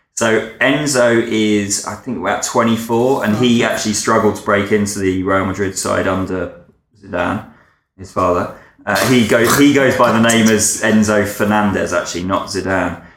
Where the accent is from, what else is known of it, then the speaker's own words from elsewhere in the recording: Essex, East of England, United Kingdom; I grew up in Essex